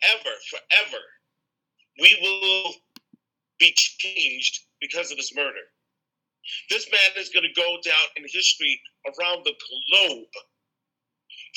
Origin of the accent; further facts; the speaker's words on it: New York City, New York, United States; moved away as an adult; now in Minneapolis, United States; I was born and raised in Brooklyn, New York, and I moved to Minnesota 32 years ago to attend college